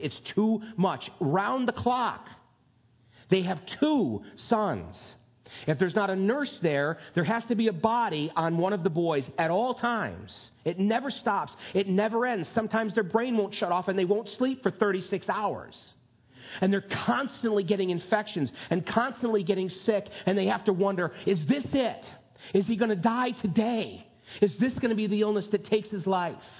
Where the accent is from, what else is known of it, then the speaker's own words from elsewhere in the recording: United States; I'm a red blooded, flag waving, gun toting American